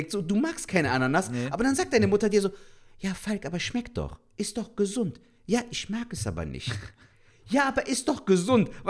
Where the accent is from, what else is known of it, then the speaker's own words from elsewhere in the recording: Cologne, North Rhine-Westphalia, Germany; Aber guck mal, wir freuen uns als Kölner so, als ob wir die Bundesliga